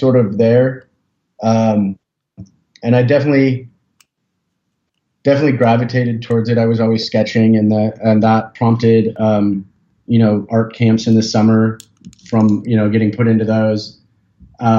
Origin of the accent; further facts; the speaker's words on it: Portland, Oregon, United States; moved away as an adult; now in Seattle, United States; I grew up in Portland, Oregon